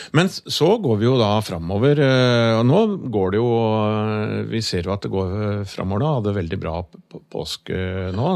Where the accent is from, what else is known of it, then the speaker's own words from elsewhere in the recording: Norway; jeg kommer jo da fra Yttingfoss, eh, vokste opp på gård